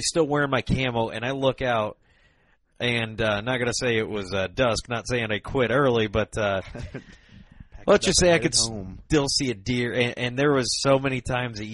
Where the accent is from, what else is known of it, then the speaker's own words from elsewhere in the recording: Rock Island, Illinois, United States; that's actually my hometown. You know, I was born and raised there.